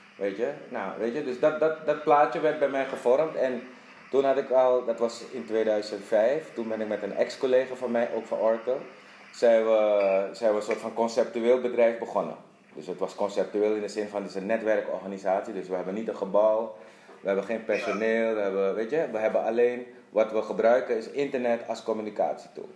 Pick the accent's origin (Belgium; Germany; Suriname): Suriname; moved away as an adult; also born or lived in Netherlands / Dublin / Curaçao; ik ben geboren getogen in Suriname